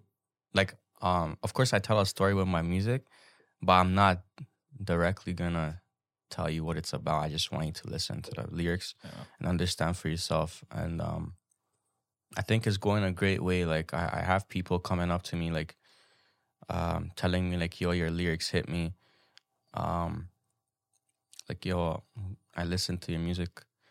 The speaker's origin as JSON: {"language": "English", "country": "Hungary", "tie": "born or raised there", "said": "Where I grew up back in Hungary is like, I could say probably the most ghetto place ever."}